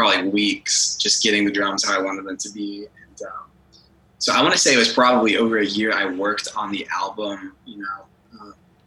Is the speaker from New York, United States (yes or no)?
no; Texas, United States; growing up here